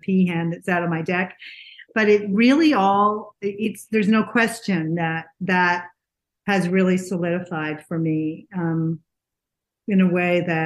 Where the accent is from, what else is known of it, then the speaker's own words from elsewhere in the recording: New England, United States; now in Scottsdale, United States; I'm from New England.